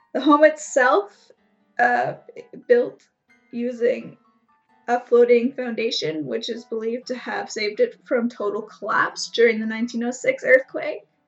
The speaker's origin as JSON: {"language": "English", "country": "Canada", "said": "I'm Canadian"}